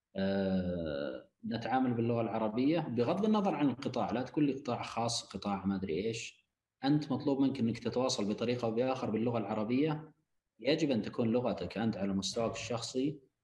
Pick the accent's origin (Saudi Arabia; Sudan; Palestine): Saudi Arabia; لبلدنا المملكه العربيه السعوديه